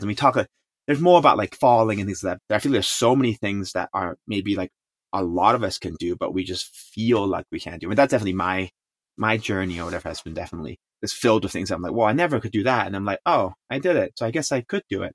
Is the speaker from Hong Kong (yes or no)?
yes; Hong Kong; first language Chinese; English is a second language; also born or lived in San Francisco; now in United States; I grew up in Hong Kong